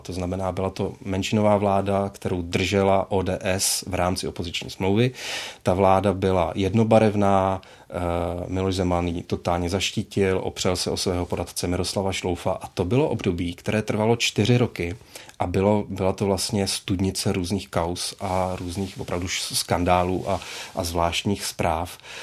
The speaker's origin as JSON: {"language": "Czech", "town": "Plzeň", "region": "Plzeň Region", "country": "Czechia", "said": "já jsem z Plzně a měl jsem pocit, že v té Plzni vlastně zůstanu"}